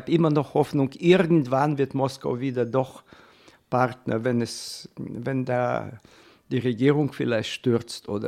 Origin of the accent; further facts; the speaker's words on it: Chernivtsi, Chernivtsi Oblast, Ukraine; German is a second language; Äh, meine Heimatstadt liegt ganz an der Grenze der Ukra westlichen Grenze der Ukraine, äh, neben, der, äh, neben Rumänien und Moldawien.